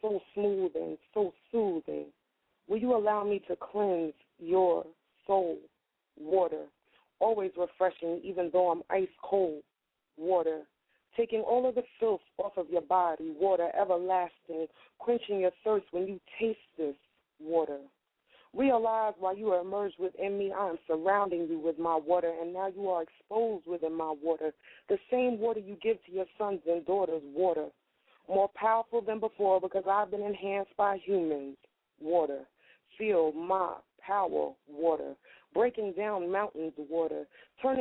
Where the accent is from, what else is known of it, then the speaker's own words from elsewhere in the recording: New York, United States; now in Wilmington, United States; I'm from New York. I just live in Delaware. I bought a house out here. I'm from New York, and it's all in my heart.